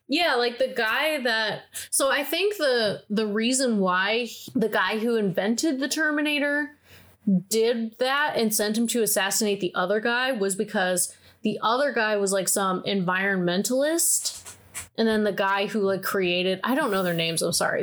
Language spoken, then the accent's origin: English; Midwest, United States; I grew up in the Midwest